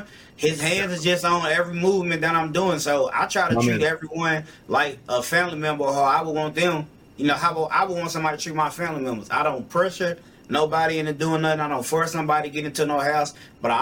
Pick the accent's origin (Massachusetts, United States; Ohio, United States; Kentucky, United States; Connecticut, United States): Kentucky, United States; Louisville; I'm from Louisville, Kentucky. I traveled a lot. I went to a couple different places, but this has definitely been home my whole life